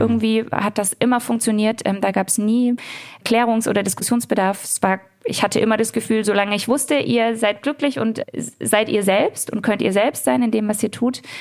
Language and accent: German; Ludwigsburg, Baden-Württemberg, Germany; also born or lived in Heidelberg; ich bin in Ludwigsburg groß geworden, im Stuttgarter Raum, also selbst auch hier im Schwäbischen sozusagen mhm. groß geworden.